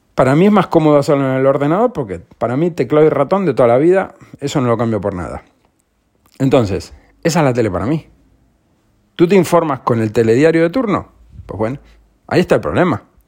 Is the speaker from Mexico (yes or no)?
no; Spain